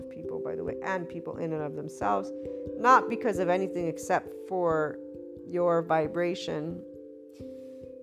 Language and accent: English; United States; as an American